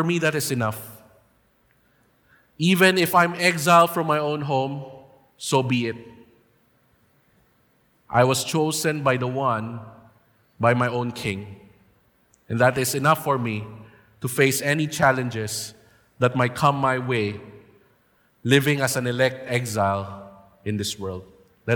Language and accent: English; Philippines; it is our duty and right as Filipino people to vote for our next president